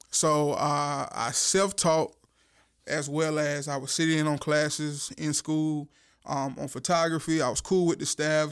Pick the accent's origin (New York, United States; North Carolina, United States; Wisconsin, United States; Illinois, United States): North Carolina, United States; Warsaw; I am from Duplin County